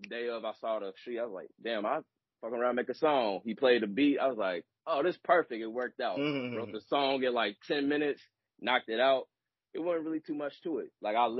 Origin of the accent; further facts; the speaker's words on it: Cincinnati, Ohio, United States; So, I grew up in Madisonville, so we're going to roll with that, but I moved around a lot. But those, like, where my roots is at in Cincinnati.